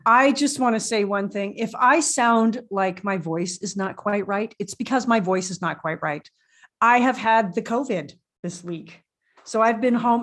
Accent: Canada; I speak French, but I'm Canadian and it's a little weak.

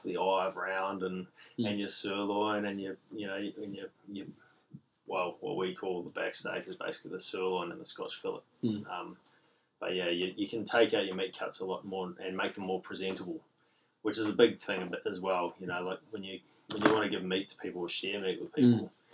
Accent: Gisborne, New Zealand; now in Port Hedland, Australia; growing up in Gisborne, East Coast, North Island, NZ

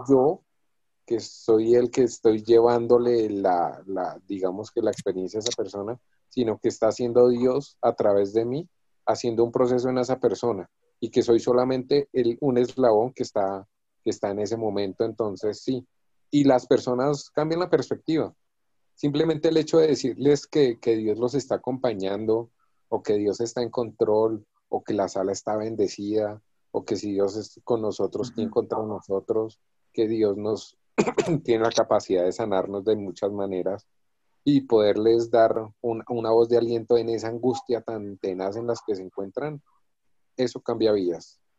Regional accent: Boyacá, Colombia; moved away; yo soy de Boyacá

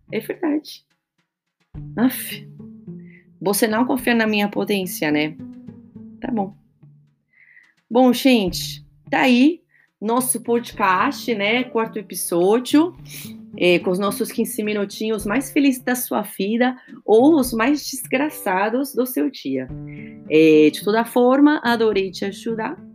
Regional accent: Argentina; now in São Paulo, Brazil; eu moro em São Paulo, mas sou argentina com ascendente em Calábria, na Itália, tá bom?

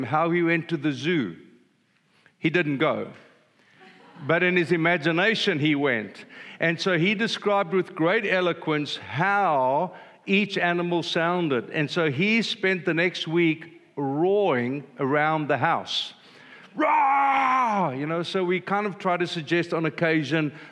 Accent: South Africa; I'm old and I'm a South African

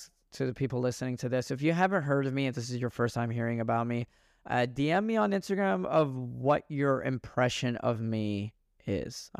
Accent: Dallas, Texas, United States; accent: Texas Southern; moved away as an adult; now in Los Angeles, United States; I grew up in America. I grew up in Texas.

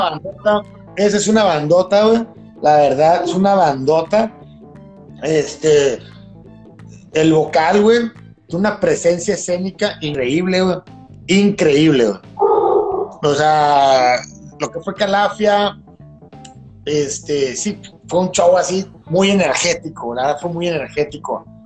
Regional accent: Mexicali, Baja California, Mexico; Soy ciudadano de Mexicali

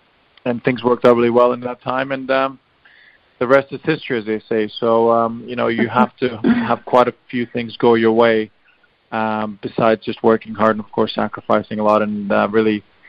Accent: Bosnia & Herzegovina; wanting to represent my home country, and probably for football reasons at the time as well, it was the best decision for me to go to play for Bosnia

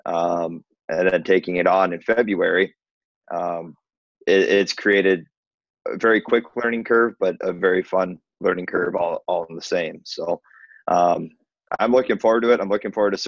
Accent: near Aberdeen, South Dakota, United States; also born or lived in Mankato, Minnesota; I grew up in South Dakota, not far from Aberdeen, South Dakota

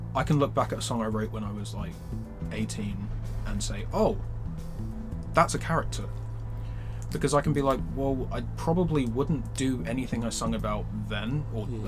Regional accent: London, United Kingdom; I grew up in North London, um, Edmonton

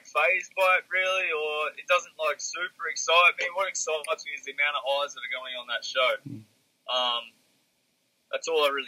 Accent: Australia

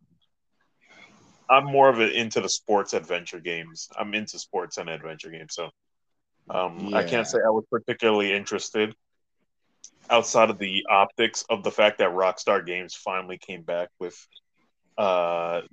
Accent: United States; my fellow Americans

